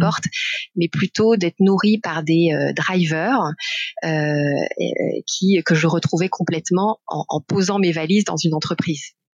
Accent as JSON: {"language": "French", "town": "Besançon", "region": "Bourgogne-Franche-Comté", "country": "France", "tie": "born or raised there", "moved": "as an adult", "said": "je suis née à Besançon et j'ai vécu beaucoup en Bourgogne-Franche-Comté, donc ah. jusqu'à mes études supérieures"}